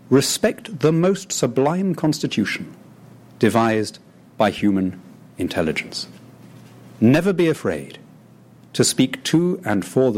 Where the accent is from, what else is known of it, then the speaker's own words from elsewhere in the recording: United Kingdom; as a British patriot, brought up in that tradition